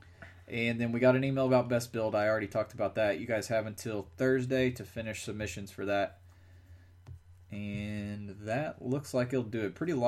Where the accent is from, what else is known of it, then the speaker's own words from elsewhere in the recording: Kentucky, United States; I'm from Kentucky.